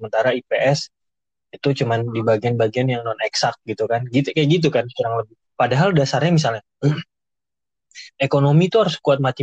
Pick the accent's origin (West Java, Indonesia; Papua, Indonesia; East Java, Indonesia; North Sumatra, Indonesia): North Sumatra, Indonesia; Medan; gue nih kebetulan dari Medan terus dia sekarang kerja di Jakarta